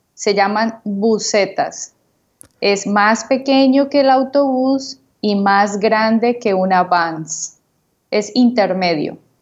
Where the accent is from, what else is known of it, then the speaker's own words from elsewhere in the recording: Cúcuta, Norte de Santander, Colombia; de Cúcuta, Colombia